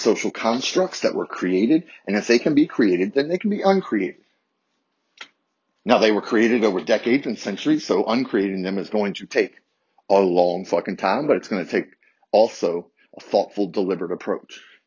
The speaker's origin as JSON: {"language": "English", "town": "Harrisonburg", "region": "Virginia", "country": "United States", "tie": "born or raised there", "said": "growing up in Harrisonburg, Virginia, two rival high schools"}